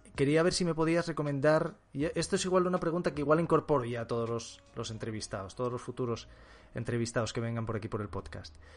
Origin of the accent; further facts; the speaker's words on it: Asturias, Spain; moved away as an adult; now in Madrid, Spain; yo soy asturiano